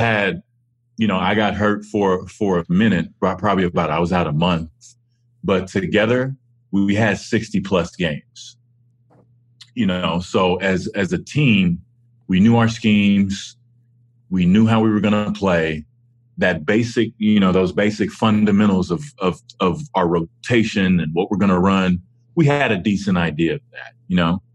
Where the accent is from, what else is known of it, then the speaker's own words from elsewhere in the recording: Dallas, Texas, United States; Dallas, my hometown